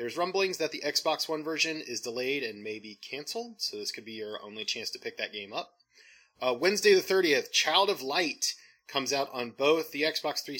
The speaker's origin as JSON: {"language": "English", "country": "United States", "said": "I am an American"}